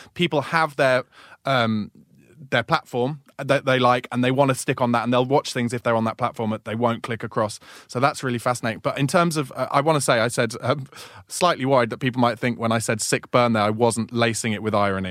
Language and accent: English; Woking, South East England, United Kingdom; moved away; I came from Woking, which is provincial town